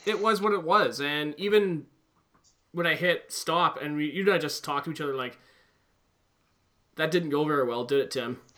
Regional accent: Albany, New York, United States; Because I come from Albany and I've never heard the expression steamed hams.

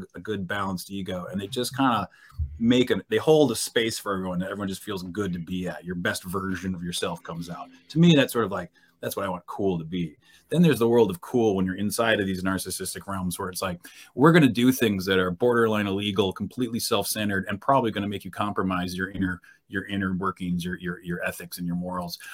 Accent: New Hampshire, United States; moved away as an adult; also born or lived in California; left California, got back to my home state of New Hampshire

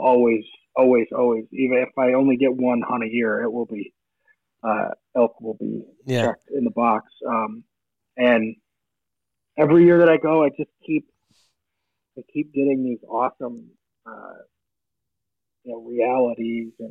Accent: Michigan, United States; I grew up in Michigan

